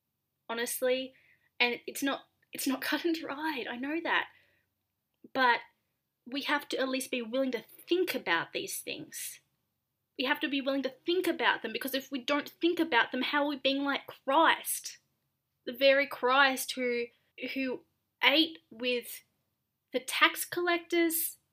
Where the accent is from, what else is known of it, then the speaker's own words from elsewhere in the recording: Australia; now in United States; I'm Australian